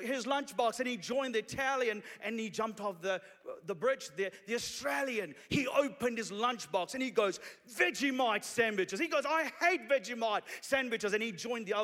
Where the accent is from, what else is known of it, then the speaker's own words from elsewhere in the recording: Sri Lanka; now in New Zealand; I'm originally from Sri Lanka. 20 years ago, my family and I came to New Zealand as refugees from Sri Lanka.